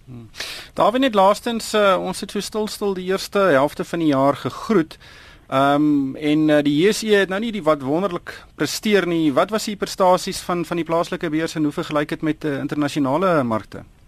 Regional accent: South Africa; ons Suid-Afrikaners

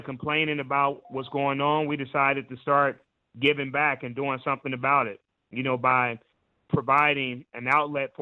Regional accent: Indianapolis, Indiana, United States; also born or lived in Kentucky; I'm from Indianapolis, Indiana.

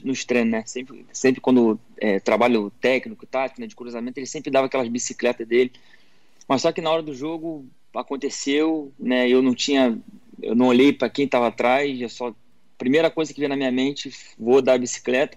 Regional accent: Rio de Janeiro, Brazil; moved away as an adult; now in Thailand; no Rio, que eu sou carioca

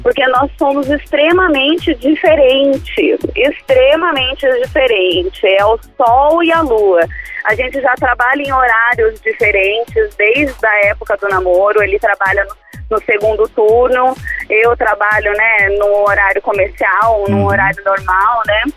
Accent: São José dos Campos, São Paulo, Brazil; Eu sou de São José dos Campos

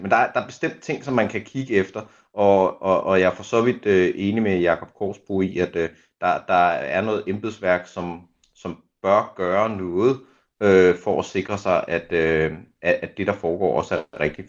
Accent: Denmark

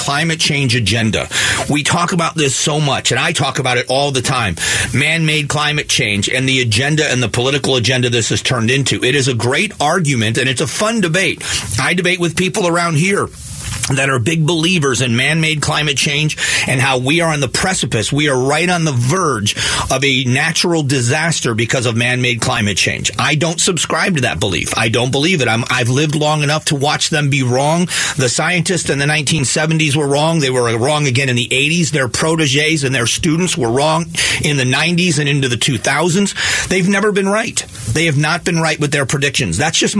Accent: Florida, United States; moved away; also born or lived in Phoenix, Arizona; I grew up in Florida, and then I moved to Phoenix, Arizona.

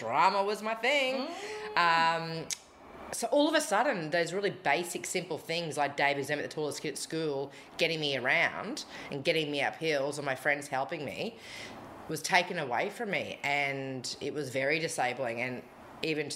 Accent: Rockhampton, Queensland, Australia; moved away; I am a Rocky girl at heart. I think the older I get, the more I embrace that I'm from Rockhampton

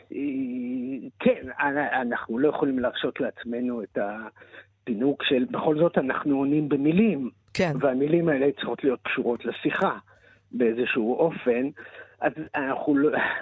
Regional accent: Israel; אני נולדתי בקיבוץ

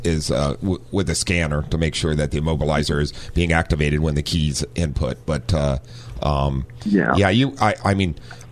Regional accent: Ohio, United States; moved away as an adult; also born or lived in San Diego; now in North County San Diego, United States; growing up in Ohio

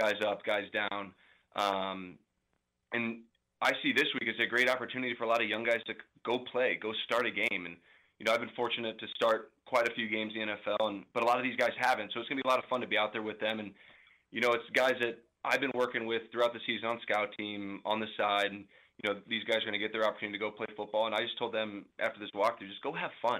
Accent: St. Louis, Missouri, United States; now in Kansas City, United States; I'm from St. Louis

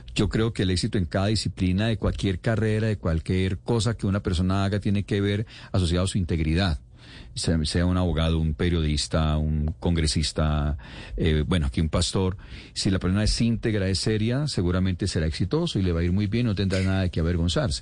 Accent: Cali, Valle del Cauca, Colombia; Yo soy caleño

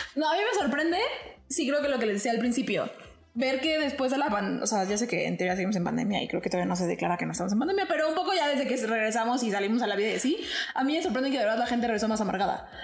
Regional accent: Mexico; a nosotros como mexicanos

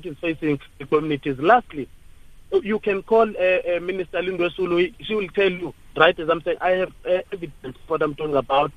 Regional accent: Butterworth, Eastern Cape, South Africa; now in Johannesburg, South Africa; Originally, I'm from Butterworth, Ward 11, which is under Mnquma Municipality, of course. I'm based here in Johannesburg.

